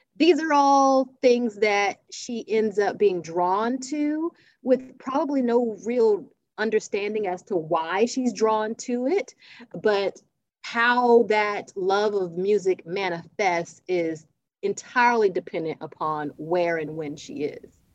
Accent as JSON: {"language": "English", "region": "South Carolina", "country": "United States", "said": "I'm from South Carolina"}